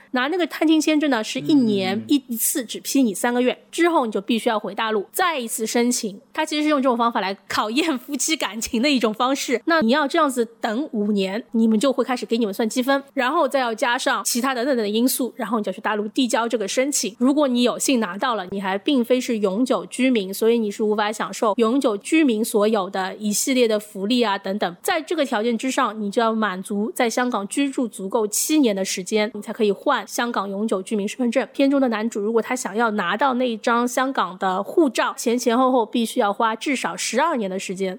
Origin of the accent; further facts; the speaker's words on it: China; 我作为一个大陆人